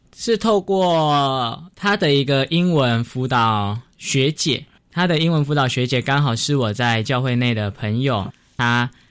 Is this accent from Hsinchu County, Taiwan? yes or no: no; Taichung, Taiwan; moved away as an adult; also born or lived in Pingtung; 我是台中人